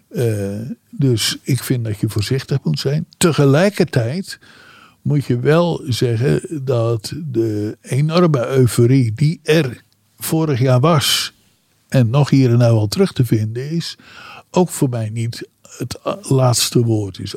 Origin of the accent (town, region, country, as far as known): Netherlands